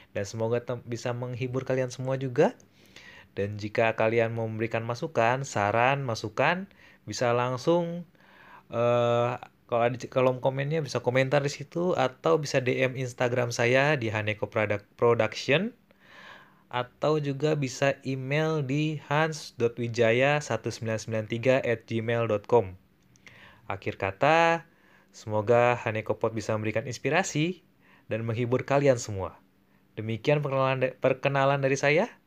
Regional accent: Bandung, West Java, Indonesia; born there; now in Manado, Indonesia; ya jadi saya lahir di Bandung, tapi sekarang sedang menjalani hidup di Manado.

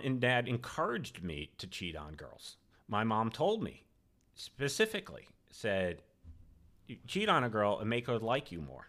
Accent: Rhode Island, United States; moved away as an adult; also born or lived in Boston / Clemson, South Carolina; I grew up in Rhode Island

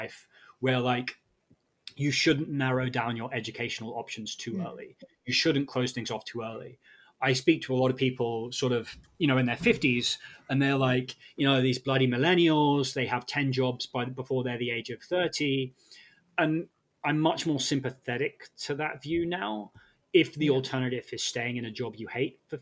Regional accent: United Kingdom; I'm British

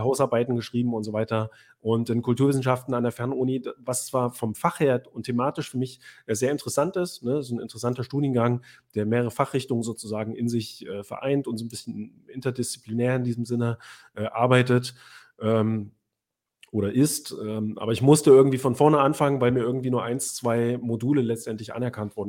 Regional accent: Weimar or Jena, Thuringia, Germany; also born or lived in Göttingen; von Weimar beziehungsweise Jena, wo ich aufgewachsen bin

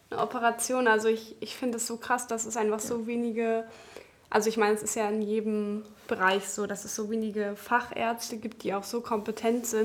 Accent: Germany; moved away; wir kommen ja aus der Nähe von Berlin

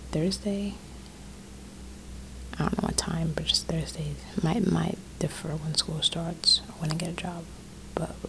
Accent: Rwanda; now in North Carolina, United States; I'm first of all, I'm 17 years old. I live in North Carolina. I'm from Rwanda, Africa

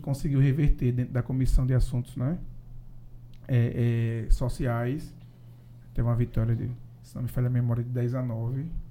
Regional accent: Paraíba, Brazil; Sou lá da Paraíba

